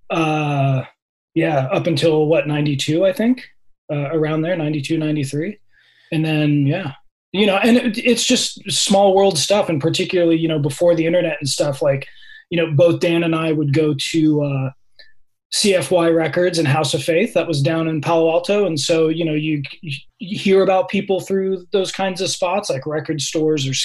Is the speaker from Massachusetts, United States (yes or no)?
no; San Francisco Peninsula, California, United States; also born or lived in Menlo Park / Redwood City / San Mateo / Palo Alto; my parents kept on moving up the peninsula. So first it was like Menlo Park and then Redwood City and then San Mateo.